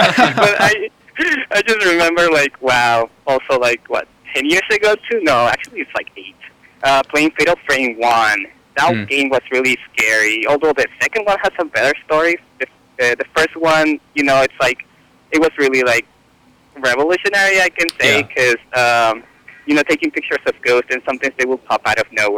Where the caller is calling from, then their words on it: San Francisco, California, United States; I'm calling from San Francisco.